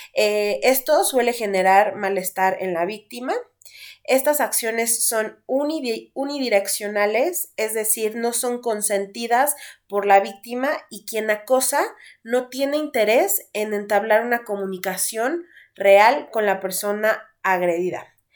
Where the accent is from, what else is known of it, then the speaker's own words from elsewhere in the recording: Mexico; aquí en nuestro país, que aparte del machismo, seguimos siendo la sociedad mexicana